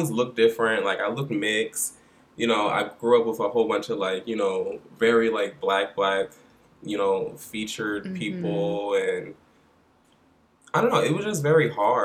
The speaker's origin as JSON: {"language": "English", "town": "Philadelphia", "region": "Pennsylvania", "country": "United States", "tie": "born or raised there", "moved": "yes", "lives_now": "New York, United States", "said": "I'm from Philly, and, you know, growing up, like, I'm from West Philadelphia"}